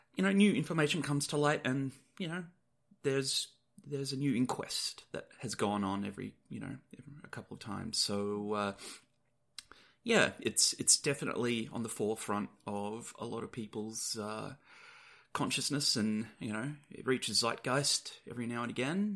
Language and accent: English; Perth, Western Australia, Australia; we're returning to my hometown of Perth in Western Australia